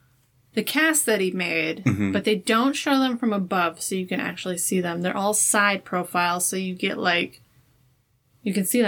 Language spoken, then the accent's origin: English; Wisconsin, United States; Maybe it's just because I'm from Wisconsin and I've heard about it.